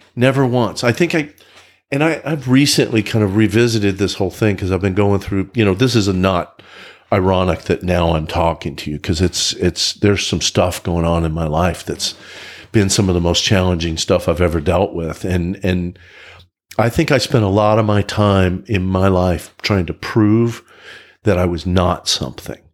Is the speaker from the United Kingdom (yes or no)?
no; Oklahoma, United States; now in Frisco, United States; I grew up in Oklahoma.